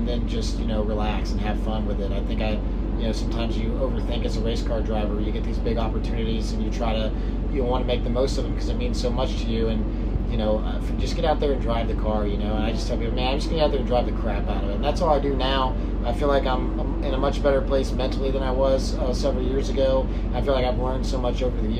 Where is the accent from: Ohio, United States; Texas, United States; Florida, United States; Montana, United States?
Texas, United States; Houston; moved away; also born or lived in California; I grew up in Houston